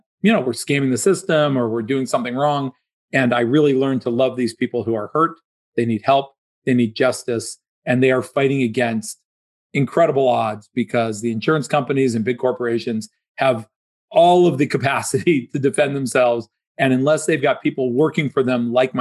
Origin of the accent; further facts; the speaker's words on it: Dayton, Ohio, United States; moved away as an adult; also born or lived in Pittsburgh, Pennsylvania; now in Florida, United States; I grew up in Dayton, Ohio